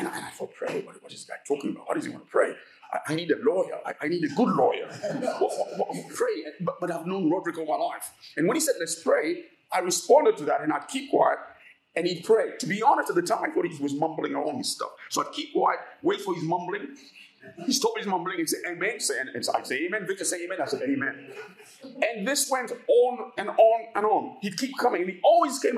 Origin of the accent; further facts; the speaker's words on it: Uganda; moved away; also born or lived in England; I come from Uganda